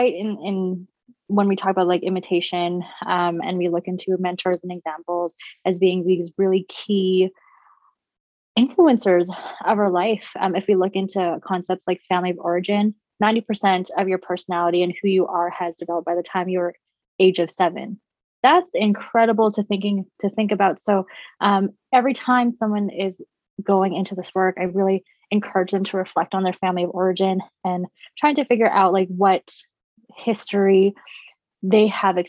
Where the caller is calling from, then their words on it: Calgary, Alberta, Canada; I'm tuning in from Mohikinsis, and that's Treaty 7 territory, otherwise known as Calgary, Alberta, adjacent to the Tsuut'ina Nation.